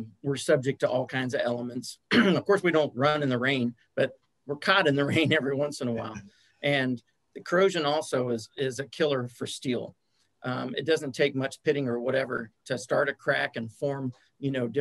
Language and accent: English; Lawrence, Kansas, United States; I'm from Lawrence, Kansas